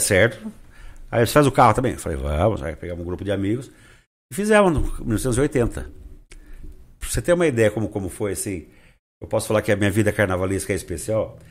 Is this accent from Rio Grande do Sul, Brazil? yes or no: no; Rio Claro, São Paulo, Brazil; nasci em Rio Claro, adoro a minha cidade